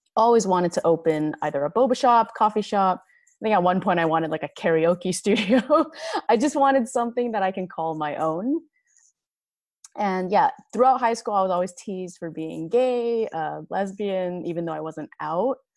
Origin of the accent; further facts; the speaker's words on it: Los Angeles, California, United States; born and raised in Los Angeles